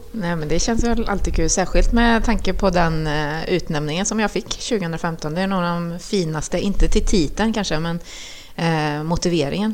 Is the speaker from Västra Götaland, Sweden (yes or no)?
yes; Trollhättan, Västra Götaland, Sweden; also born or lived in Chile; jag var uppväxt på Kronogården